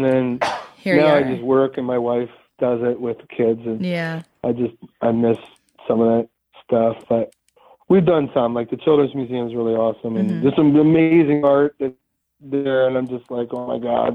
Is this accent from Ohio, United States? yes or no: yes; Ohio, United States; now in Pittsburgh, United States; I grew up in Ohio